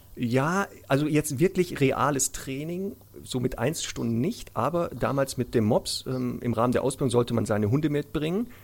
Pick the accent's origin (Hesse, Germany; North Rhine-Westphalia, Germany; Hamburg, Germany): North Rhine-Westphalia, Germany; Ruhr area; moved away; ich komme ja ursprünglich aus dem Ruhrgebiet